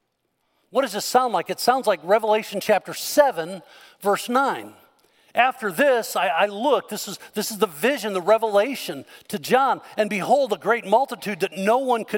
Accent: Northern Illinois, United States; I grew up in Northern Illinois

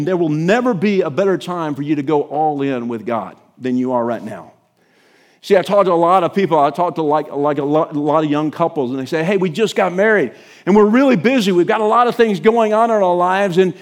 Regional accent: United States; as an American church

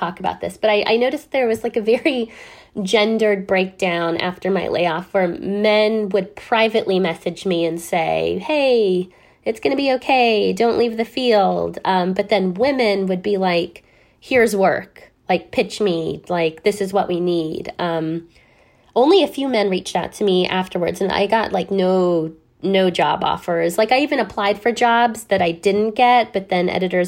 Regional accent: Downey, California, United States; my community in particular, where I grew up in Downey, California

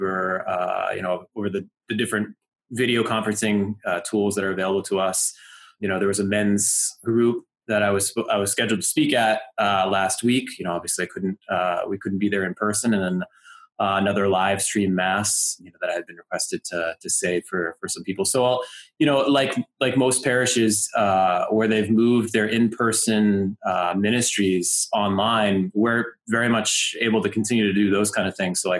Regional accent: New Hampshire, United States; I grew up actually in New Hampshire

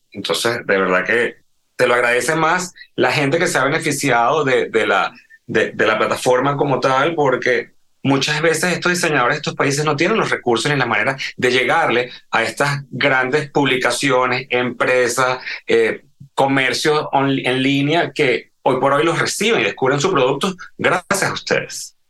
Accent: Venezuela; moved away; yo crecí en la Venezuela de los 80

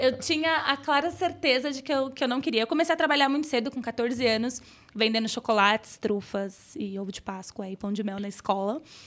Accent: São Paulo, Brazil; Fui criada no Grajaú, periferia de São Paulo

